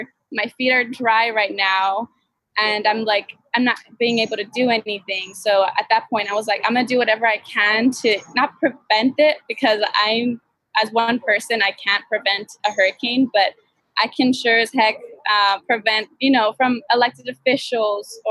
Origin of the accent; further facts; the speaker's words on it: El Paso, Texas, United States; moved away; I come from El Paso, Texas, where we don't get a lot of rainfall at all.